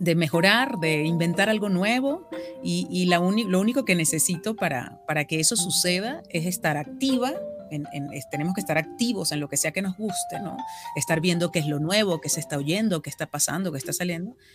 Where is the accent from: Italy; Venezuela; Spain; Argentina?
Venezuela; accent: Venezuelan; now in Mexico; mi acento venezolano